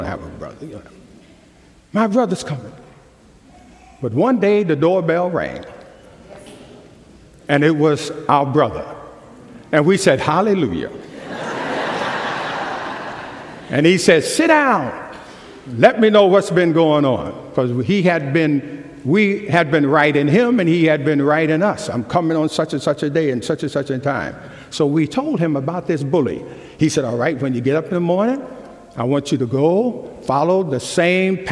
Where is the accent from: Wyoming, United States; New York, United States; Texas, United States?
New York, United States; moved away; I grew up in New York